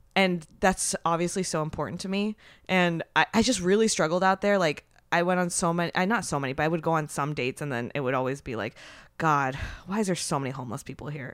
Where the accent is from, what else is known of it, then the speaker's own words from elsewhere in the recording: San Francisco Bay Area, California, United States; I'm from the Bay Area, but, um, so I was, like, very, I mean, and I'm Japanese. I grew up very, very quiet